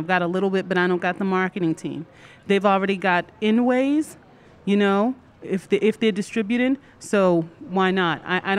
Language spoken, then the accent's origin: English; Boston, Massachusetts, United States; I'm actually from Massachusetts, so we're Boston.